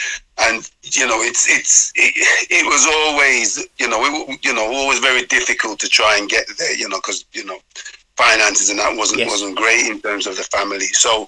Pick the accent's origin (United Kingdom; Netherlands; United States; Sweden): United Kingdom; Wolverhampton, West Midlands; I was born and bred in Whitmore Reans.